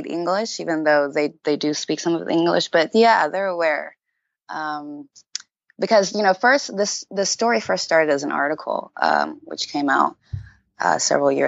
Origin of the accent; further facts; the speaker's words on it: Montgomery, Alabama, United States; moved away as an adult; also born or lived in Houston, Texas / Uganda; And I was born in Houston and grew up in Alabama.